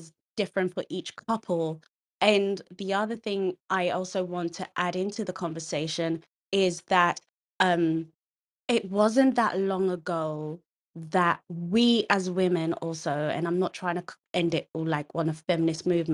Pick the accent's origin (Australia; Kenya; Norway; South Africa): Kenya; Nyeri, Nyeri County; I'm a Kikuyu woman, so, you know, and I'm from Nyeri